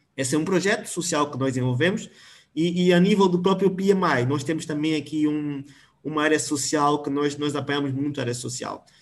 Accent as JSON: {"language": "Portuguese", "region": "Namibe", "country": "Angola", "moved": "yes", "lives_now": "Luanda, Angola", "said": "eu venho, venho do Namibe"}